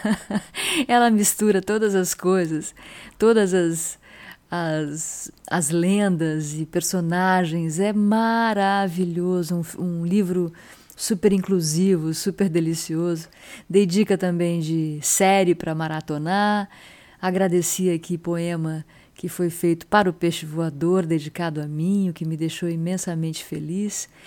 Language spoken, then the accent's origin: Portuguese; São Sebastião, São Paulo, Brazil; as histórias dos caiçaras aqui da minha terra